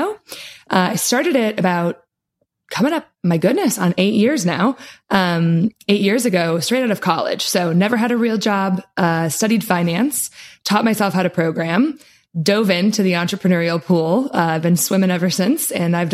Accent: Wisconsin, United States; now in Florida, United States; I am a cheesehead. So I grew up in good old Wisconsin, in the tundra, lots of cows, lots of cheese.

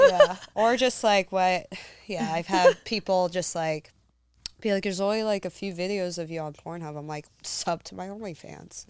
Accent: Humboldt County, Northern California, United States; moved away; Humboldt County

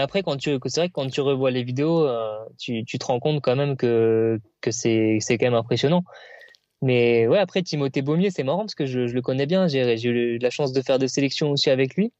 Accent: Reims, Grand Est, France; je suis originaire de Reims

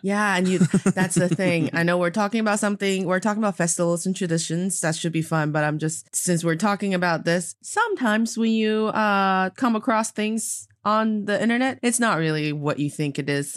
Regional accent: Northeast China, China; now in Beijing, China; I am from the northeast part of China

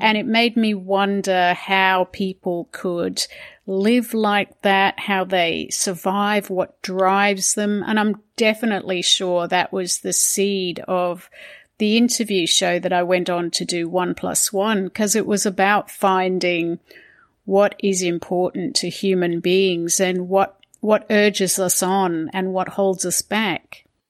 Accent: Hong Kong; now in Sydney, Australia; I grew up in Hong Kong

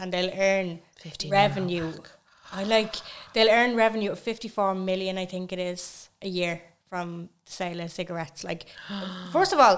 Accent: Navan, Leinster, Ireland; I am from Navan

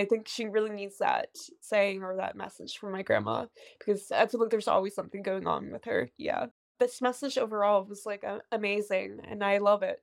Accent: West Chester, Pennsylvania, United States; I am from Westchester, Pennsylvania.

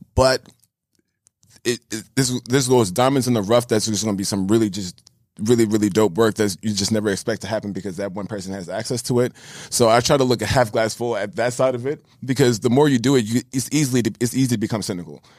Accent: New York City, New York, United States; I'm born and raised in New York

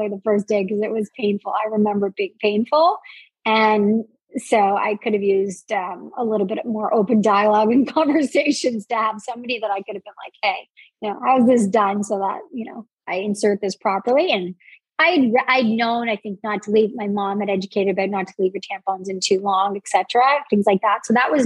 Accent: New Brunswick, Canada; I grew up in the Maritimes in New Brunswick in Canada. I'm Canadian

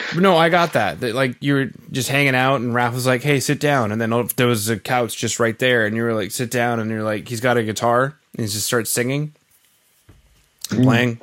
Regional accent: central Canada, Canada; now in Western Canada, Canada; originally I'm from Central Canada, and now I live in yeah. Western Canada.

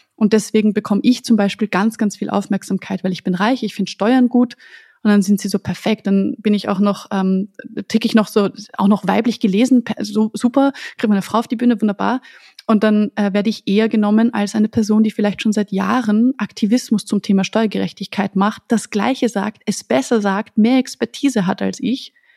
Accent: Austria; für mich als Österreicherin

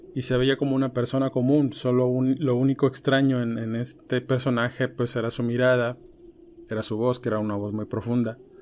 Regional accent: Ciudad Madero, Tamaulipas, Mexico; yo soy oriundo de ahí, soy originario de Ciudad Madero, Tamaulipas.

